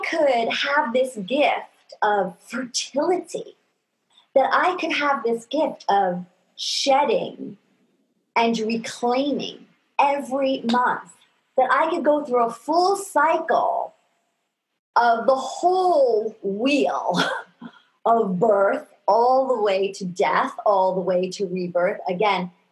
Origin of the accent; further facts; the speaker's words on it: New York, United States; I was raised in New York